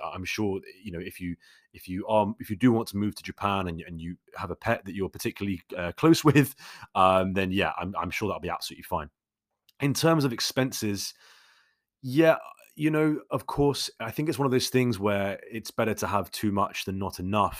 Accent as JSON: {"language": "English", "region": "London", "country": "United Kingdom", "tie": "born or raised there", "said": "I grew up in London, so naturally I am, uh, much more of a city person"}